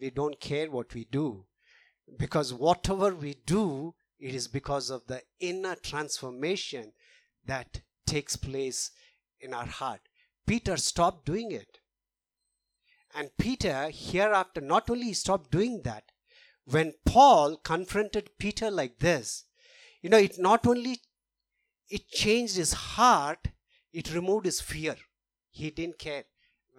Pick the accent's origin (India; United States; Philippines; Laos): India; moved away; we come from India, so we are very familiar with caste system